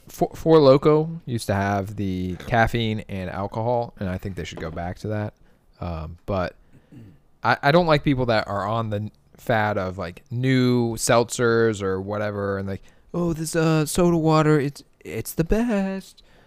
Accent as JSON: {"language": "English", "town": "Dayton", "region": "Ohio", "country": "United States", "said": "I'm from Southwest Ohio, and down there in Dayton, what we drink is Bud Light"}